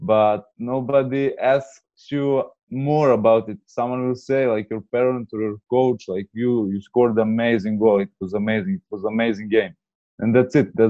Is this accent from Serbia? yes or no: yes; Serbia; I'm from Serbia